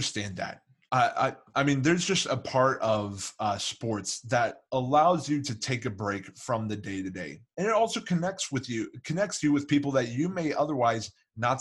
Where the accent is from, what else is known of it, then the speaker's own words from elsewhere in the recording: Kansas City, Missouri, United States; I grew up in Kansas City